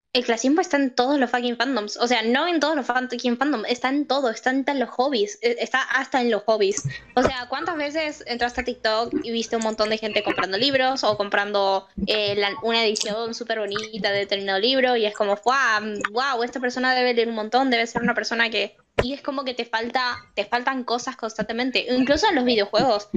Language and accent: Spanish; Argentina